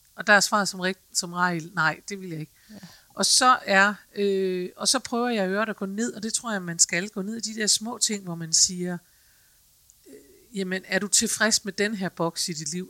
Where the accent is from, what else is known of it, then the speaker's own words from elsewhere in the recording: Aalborg, North Denmark Region, Denmark; jeg er fra Aalborg